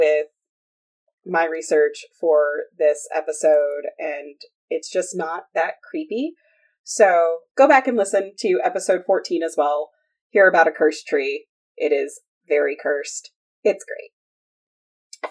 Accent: the South, United States; accent: Southern; you guys will really hear what Southern is from me

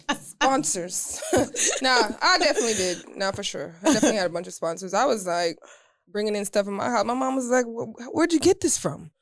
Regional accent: Jamaica; I'm from Jamaica

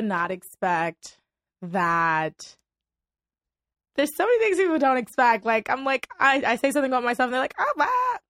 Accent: Port-au-Prince, Ouest, Haiti; also born or lived in Miami, United States; now in Los Angeles, United States; I grew up in Miami, Florida, and I grew up in my native country, Haiti, in the capital, Port-au-Prince, Haiti. And I'm currently residing in Los Angeles, California.

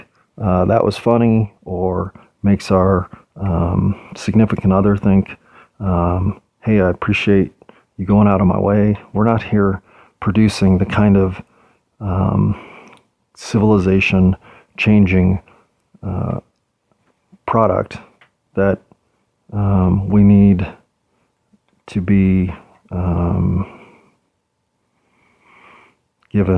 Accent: United States; as an American

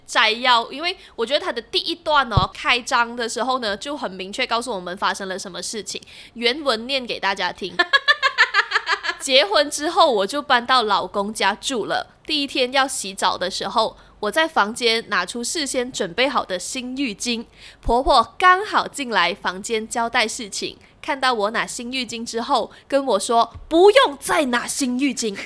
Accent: Malaysia; 我们马来西亚华人

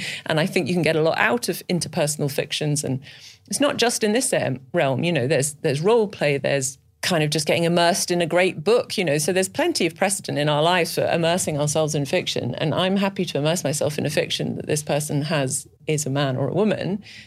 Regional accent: Scotland, United Kingdom; moved away; I'm actually from Scotland originally.

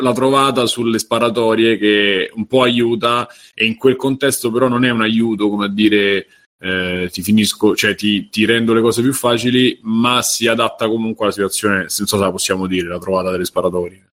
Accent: Rome, Lazio, Italy; da romano

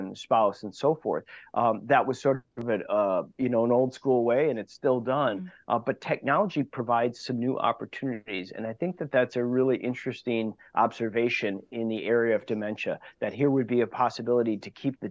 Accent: Wauwatosa, Wisconsin, United States; I grew up in Wauwatosa

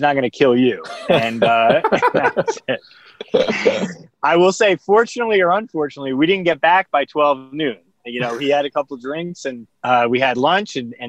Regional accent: South Orange, New Jersey, United States; Whitey had pitched a game in my hometown of South Orange, New Jersey

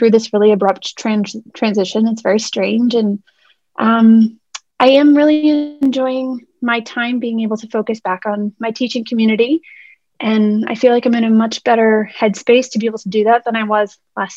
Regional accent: Boston, Massachusetts, United States; I was born and raised in Boston, Massachusetts

